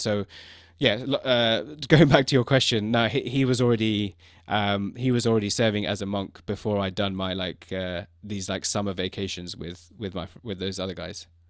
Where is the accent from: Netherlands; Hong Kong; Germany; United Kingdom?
United Kingdom; London; also born or lived in China; I was born in London. So f, for me, growing up with that, being in London